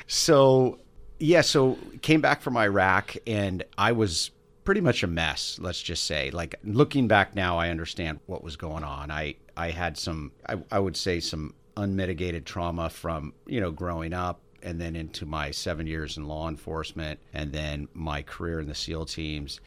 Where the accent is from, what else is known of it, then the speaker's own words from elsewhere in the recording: Bay Area, California, United States; also born or lived in Los Gatos, California / Santa Cruz, California; now in San Diego, United States; Yes, I grew up in the Bay Area. Born in Los Gatos, then moved